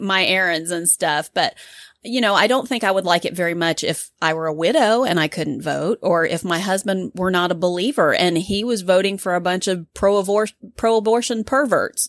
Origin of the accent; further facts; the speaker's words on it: United States; being an American